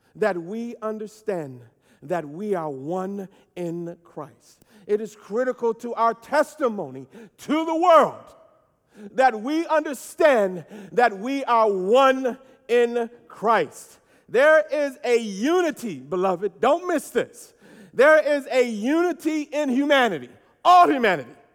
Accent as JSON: {"language": "English", "country": "United States", "said": "I am American, and I am glad to be it"}